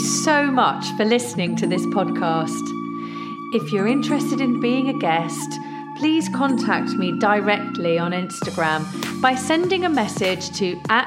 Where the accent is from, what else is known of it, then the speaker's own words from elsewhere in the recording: Leicester, East Midlands, United Kingdom; moved away; I was born in Leicester